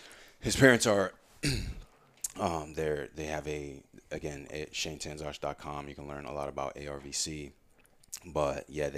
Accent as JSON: {"language": "English", "town": "Warwick", "region": "Rhode Island", "country": "United States", "tie": "born or raised there", "said": "And him and I grew up together in Warwick and been best friends since like 7th, 8th grade, middle school."}